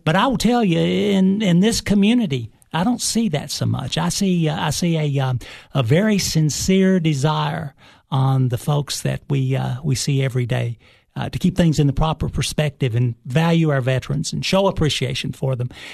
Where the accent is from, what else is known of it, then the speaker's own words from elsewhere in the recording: Cookeville, Tennessee, United States; I am originally from Cookville, Tennessee. Uh, I went to, uh, elementary school, uh, high school